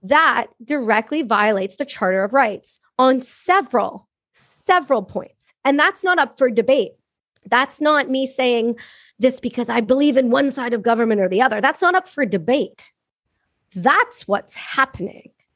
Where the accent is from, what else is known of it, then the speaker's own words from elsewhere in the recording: Canada; I'm Canadian, I'm a Canadian veteran